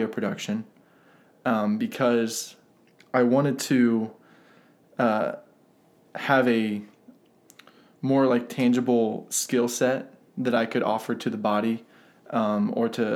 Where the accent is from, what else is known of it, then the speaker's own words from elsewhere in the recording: Central Ohio, United States; moved away as an adult; also born or lived in Upland, Indiana; now in Marion, United States; I grew up in Central Ohio, grew up on a farm there, south of Columbus